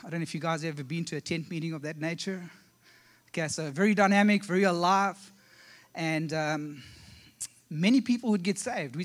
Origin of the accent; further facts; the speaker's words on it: South Africa; accent: South African; moved away as an adult; also born or lived in Ohio; now in South Carolina, United States; We actually come from South Africa